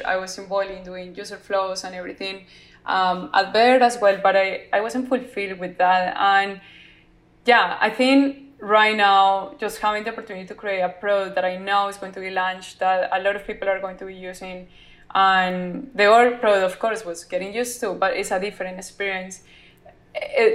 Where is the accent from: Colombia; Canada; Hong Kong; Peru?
Colombia; I want to be that Latina that yeah. is going to shine in the world besides narcos, because I'm from Colombia.